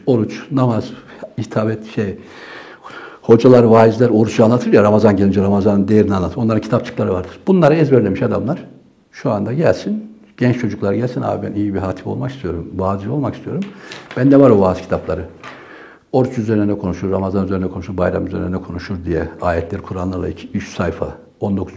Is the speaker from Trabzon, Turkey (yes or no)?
yes; Trabzon, Turkey; now in Ankara, Turkey; Biz Trabzonluyuz.